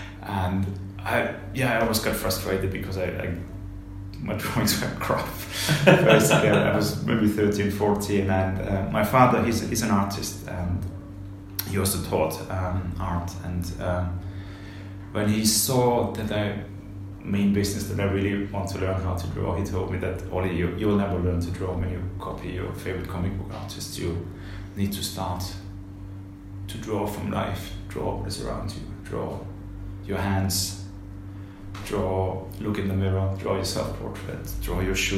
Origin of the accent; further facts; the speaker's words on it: Simmersheim, Baden-Württemberg, Germany; English is a second language; I was born in Stuttgart, in Germany, and I grew up in the countryside, in a small village close to Stuttgart. The place is called Simmersheim, and it's at the edge of the Black Forest.